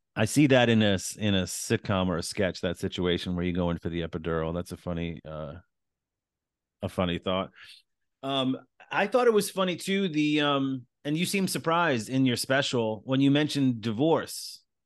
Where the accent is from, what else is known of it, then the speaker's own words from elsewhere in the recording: East Islip, New York, United States; moved away; also born or lived in Queens, New York; I was born in Queens, raised in Long Island.